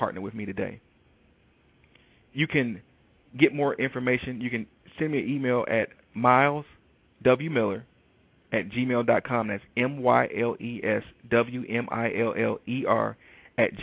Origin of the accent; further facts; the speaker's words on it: Detroit, Michigan, United States; I am from Detroit, Michigan